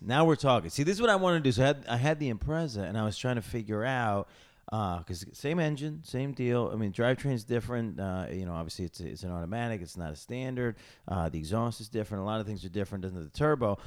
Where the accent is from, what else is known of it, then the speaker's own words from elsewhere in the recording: Syracuse, New York, United States; I grew up in Syracuse